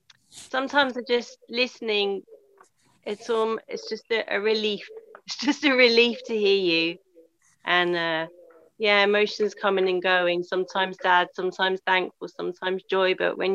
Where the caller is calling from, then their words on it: Scotland, United Kingdom; I'm in Scotland, Paul.